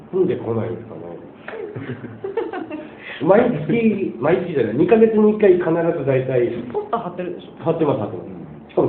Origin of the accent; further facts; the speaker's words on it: Karatsu, Saga, Japan; now in Tokyo, Japan; 一応九州出身なんであの九州の佐賀県唐津市中町ですね正確に言うと186の1ですけど